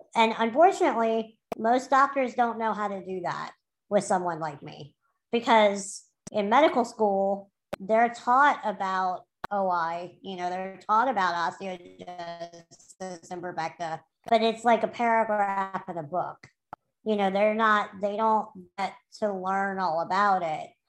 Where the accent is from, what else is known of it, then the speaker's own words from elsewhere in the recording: New Orleans, Louisiana, United States; I grew up in New Orleans